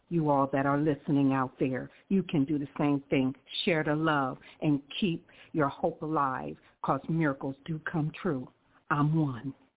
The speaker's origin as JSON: {"language": "English", "town": "Columbus", "region": "Ohio", "country": "United States", "tie": "born or raised there", "moved": "yes", "lives_now": "Riverside, United States", "said": "I was born in Columbus, Ohio"}